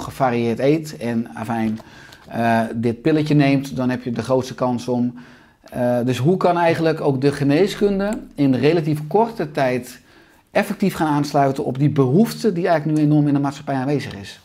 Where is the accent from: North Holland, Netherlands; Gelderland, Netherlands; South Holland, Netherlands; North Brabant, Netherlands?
North Holland, Netherlands; Beverwijk; in Beverwijk waar ik opgroeide